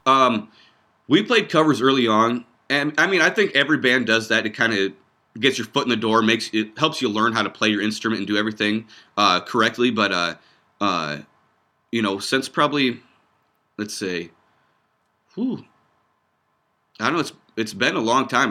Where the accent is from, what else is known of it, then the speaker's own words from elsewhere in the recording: Iowa, United States; also born or lived in Lincoln; we're about an hour and a half north of there. Um, uh, small town, uh, population like six hundred people is where we grew up